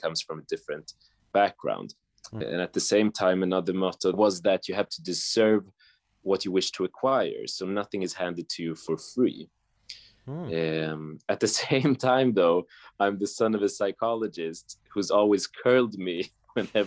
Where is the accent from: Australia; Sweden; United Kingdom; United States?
Sweden; Stockholm, Stockholm County; born and raised in Stockholm, Sweden